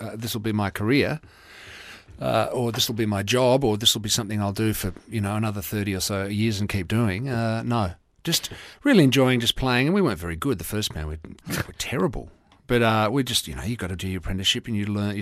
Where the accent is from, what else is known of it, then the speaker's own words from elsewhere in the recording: Mornington Peninsula, Victoria, Australia; also born or lived in Nigeria; where we grew up in the Mornings Peninsula